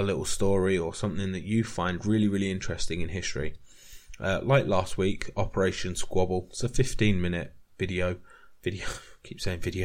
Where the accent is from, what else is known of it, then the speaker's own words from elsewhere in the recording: United Kingdom; we're not taught about this in British schools